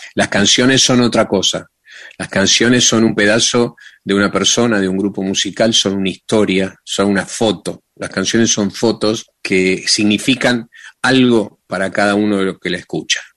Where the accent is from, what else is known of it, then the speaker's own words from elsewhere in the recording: Argentina; Yo soy de acá, yo soy un DJ argentino.